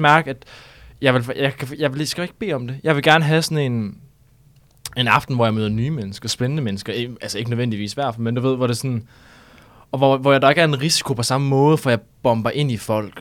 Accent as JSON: {"language": "Danish", "area": "North Jutland", "region": "North Denmark Region", "country": "Denmark", "moved": "as an adult", "lives_now": "Copenhagen, Denmark", "said": "det er faktisk ikke så landbrugsagtigt, der hvor jeg kommer fra, fordi det er meget Nordjylland"}